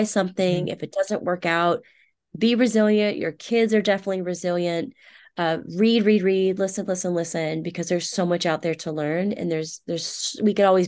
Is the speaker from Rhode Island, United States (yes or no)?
no; Houston, Texas, United States; Rice University, which is here in my hometown of Houston